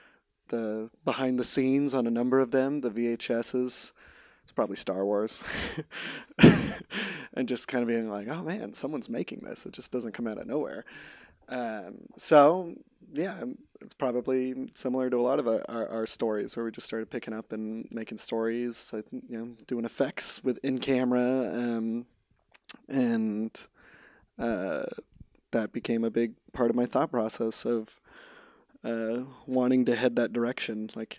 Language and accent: English; California, United States; so I grew up in Central California, just 3 hours north of LA, on a dairy farm.